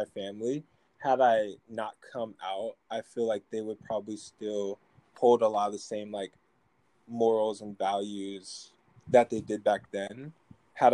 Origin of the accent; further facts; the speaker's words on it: Midwest, United States; now in Federal Way, United States; I'm from the Midwest